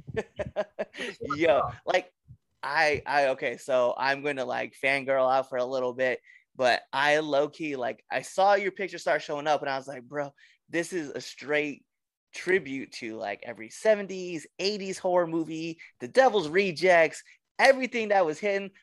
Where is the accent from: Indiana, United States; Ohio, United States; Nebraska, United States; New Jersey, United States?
Nebraska, United States; Western; I'm from Western Nebraska